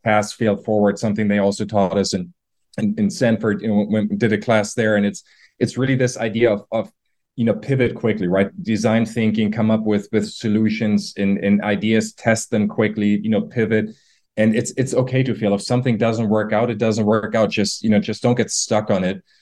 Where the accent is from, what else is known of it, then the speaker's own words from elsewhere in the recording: Germany; moved away; I'm from Germany originally.